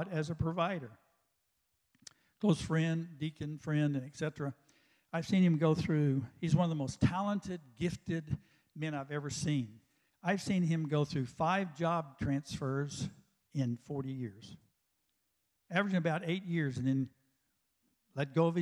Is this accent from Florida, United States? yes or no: no; West Texas, United States; I grew up out in West Texas